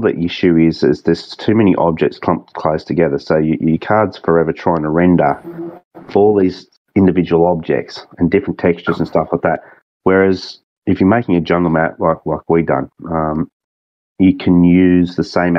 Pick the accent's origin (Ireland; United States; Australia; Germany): Australia; Singleton, New South Wales; accent: thick Aussie; also born or lived in Sydney; it's my hometown. I was born there